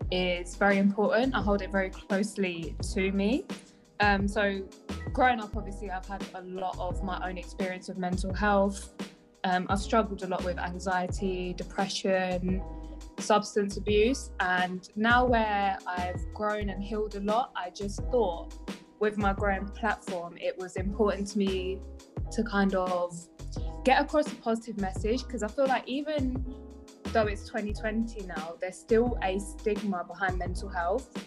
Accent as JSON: {"language": "English", "region": "South East England", "country": "United Kingdom", "said": "I'm 22 years old, and as mentioned before, I am a PT from Kent."}